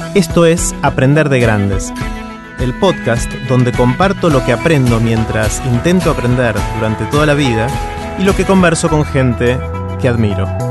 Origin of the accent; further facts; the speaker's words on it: Argentina; en mi país, en, la Argentina